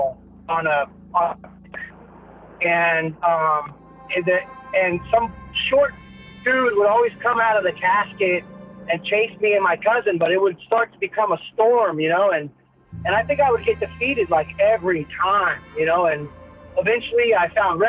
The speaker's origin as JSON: {"language": "English", "town": "San Diego", "region": "California", "country": "United States", "tie": "born or raised there", "said": "from San Diego, right here in California"}